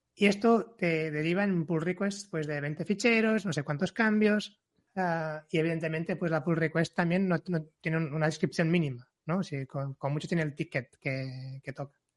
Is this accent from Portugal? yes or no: yes; Portugal; Spanish is a second language; moved away as an adult; now in Barcelona, Spain; vengo de Portugal, aunque viva en Barcelona desde hace ocho años